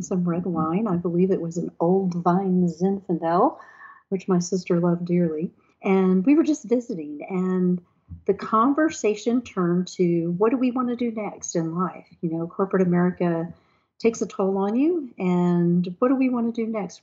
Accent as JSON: {"language": "English", "town": "Houston", "region": "Texas", "country": "United States", "tie": "born or raised there", "also_born_or_lived": "Sugar Land, Texas", "moved": "as an adult", "lives_now": "Mayodan, United States", "said": "we were raised in Houston, Texas"}